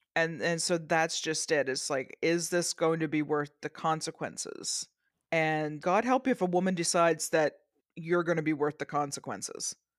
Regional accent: Canada; I'm Canadian

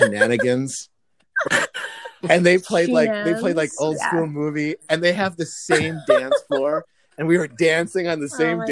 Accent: Wisconsin, United States; accent: Wisconsin; moved away as an adult; also born or lived in Cincinnati / East Coast; when I talk to people in Wisconsin, it comes out more in my voice

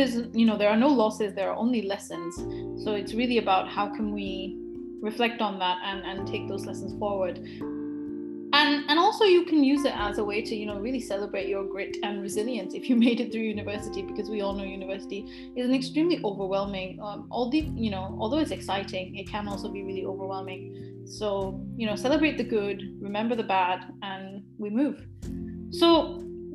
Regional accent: Glasgow, Scotland, United Kingdom; I went to a private school in Glasgow

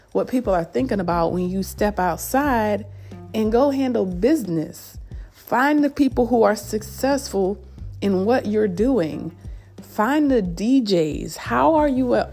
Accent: upstate New York, United States; now in Greenville, United States; I'm from upstate New York. I'm not from the city.

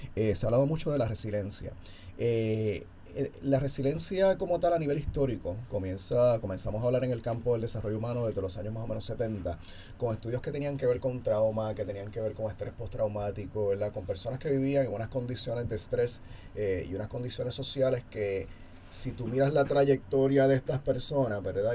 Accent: Puerto Rico; ahora en Puerto Rico estamos viviendo

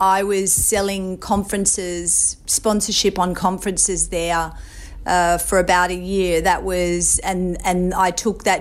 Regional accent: Sydney, New South Wales, Australia; moved away as an adult; also born or lived in Brooklyn; now in New York City, United States; I grew up in Sydney, Australia. I was raised on the Northern Beaches, beautiful place in the world. And I moved to New York City when I was 29.

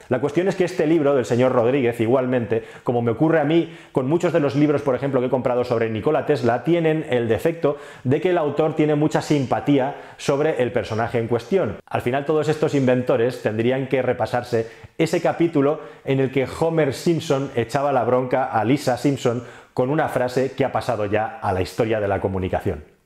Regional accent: Spain

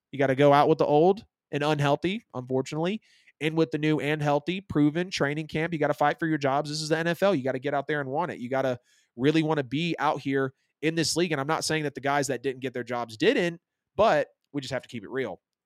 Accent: Metro Atlanta, Georgia, United States; I'm, I'm from Metro Atlanta, about an hour south of Atlanta

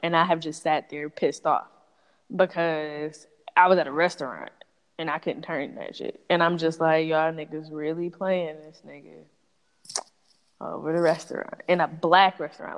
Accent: Detroit, Michigan, United States; I grew up in Detroit

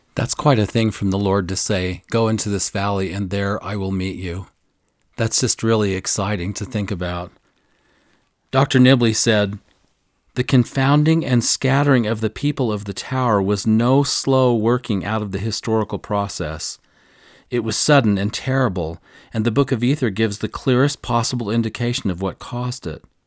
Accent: near Nauvoo, Illinois, United States; I grew up near Nauvoo.

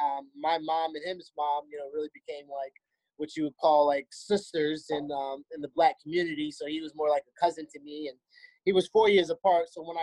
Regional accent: Virginia, United States; also born or lived in Germany / Indiana; I would say Virginia raised me. I would say if anyone asked me, where are you from? I would say I'm from Virginia.

